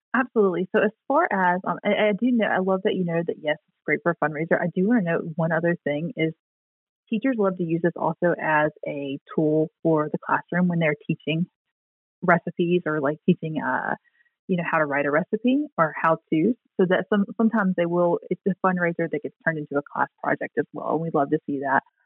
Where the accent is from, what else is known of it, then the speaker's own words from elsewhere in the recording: the South, United States; moved away; I'm from the South and we say dressing